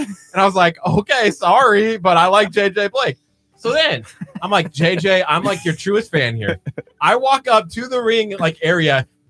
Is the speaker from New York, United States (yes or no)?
no; Nebraska, United States; I'm from Nebraska